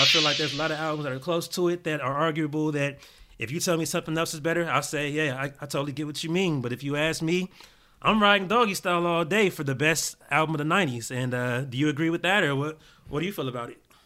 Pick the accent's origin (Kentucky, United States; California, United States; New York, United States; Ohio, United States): California, United States; Gardena; I grew up in Gardena. I was Crenshaw and Rose Crans